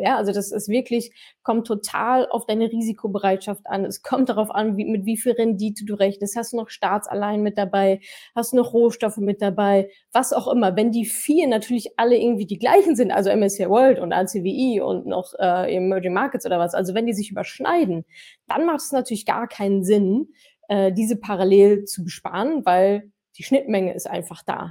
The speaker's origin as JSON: {"language": "German", "country": "Canada", "second_language": "German", "moved": "yes", "said": "Ich komme ursprünglich aus Kanada"}